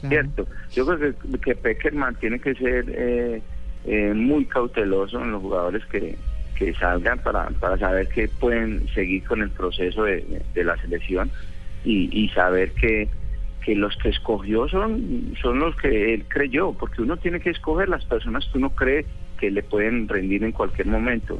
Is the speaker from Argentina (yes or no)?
no; Colombia; como colombiano